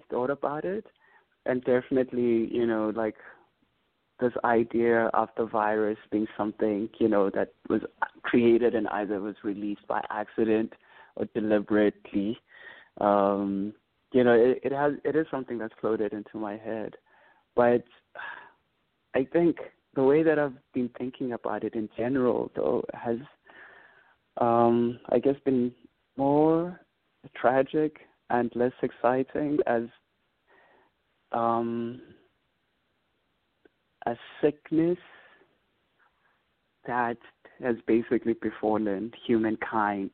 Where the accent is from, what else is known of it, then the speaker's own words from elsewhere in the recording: Bhisho, Eastern Cape, South Africa; as a child, you know, growing up in Bishor